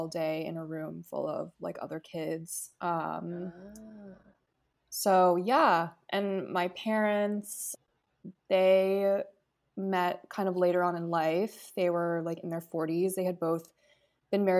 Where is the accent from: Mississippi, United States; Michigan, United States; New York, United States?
New York, United States; New York City; also born or lived in Hefei, Anhui, China / Vermont; I've lived in New York City since I was 9 months old, so I feel like I can say I was born and raised in New York